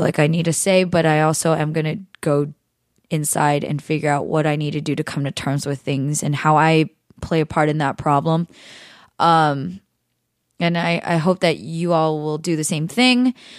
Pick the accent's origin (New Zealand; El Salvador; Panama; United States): United States; California; I've spent my 3 plus decades here in the United States growing up in California